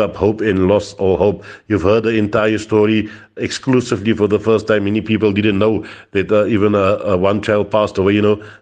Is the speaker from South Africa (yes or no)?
yes; Cape Town, Western Cape, South Africa; I come from Cape Town, which is considered a militant place